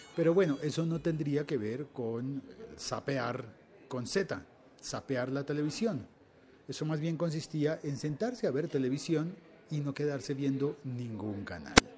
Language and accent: Spanish; Colombia